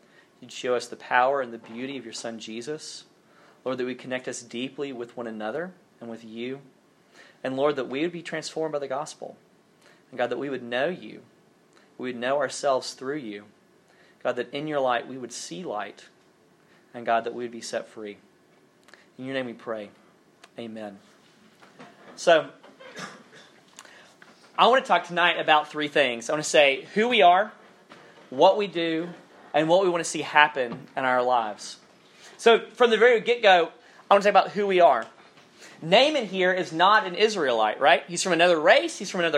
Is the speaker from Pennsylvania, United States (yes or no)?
no; Alabama, United States; accent: Southern; no one could understand anything that I said because I was from so deep South Alabama. And my Southern accent has faded a little bit as time has gone by.